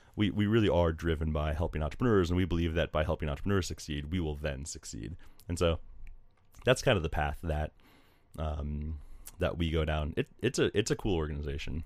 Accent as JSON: {"language": "English", "town": "Delray Beach", "region": "Florida", "country": "United States", "tie": "born or raised there", "also_born_or_lived": "Wake Forest, North Carolina", "moved": "yes", "said": "I grew up in South Florida, just north of Miami in a town called Delray Beach"}